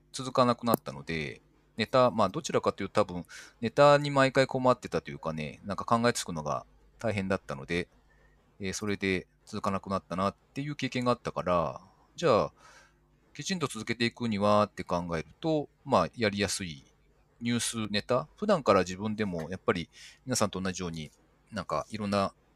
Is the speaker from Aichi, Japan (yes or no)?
yes; Nagoya, Aichi, Japan; also born or lived in Gifu; 名古屋の方に自分の実家があって、親が健在